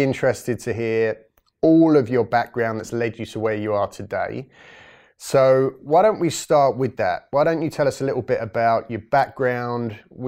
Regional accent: England, United Kingdom; Unfortunately, I'm completely English, but I do like to spend a lot of time overseas in the sun

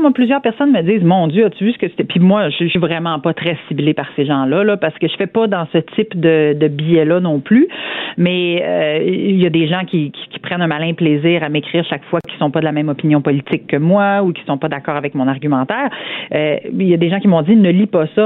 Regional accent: Saint-Georges, Quebec, Canada; je, viens euh, d'une petite municipalité en région. Euh, je viens de Saint-Georges-de-Beauce

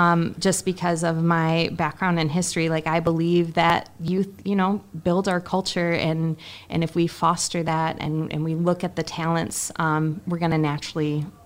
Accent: Battle Creek, Michigan, United States; I grew up doing theater in Battle Creek

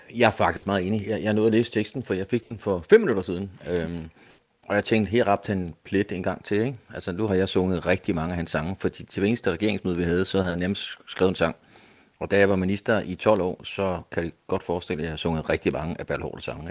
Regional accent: Denmark

